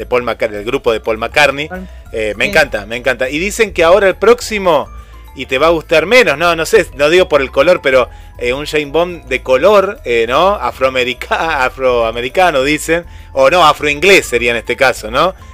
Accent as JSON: {"language": "Spanish", "town": "Mar del Plata", "region": "Buenos Aires Province", "country": "Argentina", "tie": "born or raised there", "said": "Nací en Capital, pero soy marplatense"}